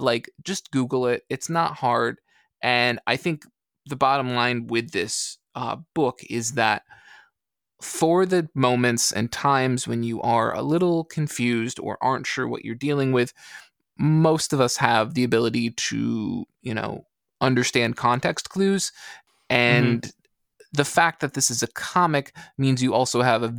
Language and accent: English; Canada; So I just appreciate it being Canadian. And on top of that, being, I think, quite French Canadian in that regard.